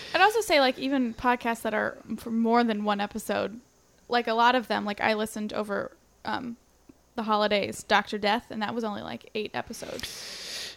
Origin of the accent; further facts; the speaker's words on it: Lancaster, Ohio, United States; accent: Ohio; moved away; I have an Ohio accent. It's slight.